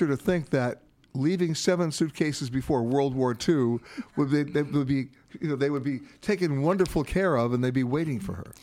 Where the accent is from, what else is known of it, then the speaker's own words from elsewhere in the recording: United States; as an American